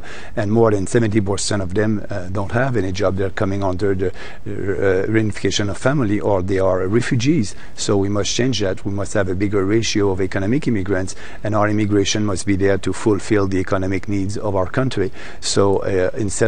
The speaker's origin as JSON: {"language": "English", "region": "Quebec", "country": "Canada", "said": "I'm coming from Quebec"}